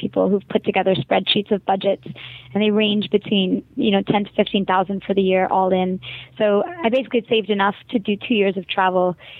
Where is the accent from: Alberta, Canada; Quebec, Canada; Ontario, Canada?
Quebec, Canada; Montreal; accent: Canadian; first language English; moved away; I am from Quebec. I'm from Montreal, but English is my first language.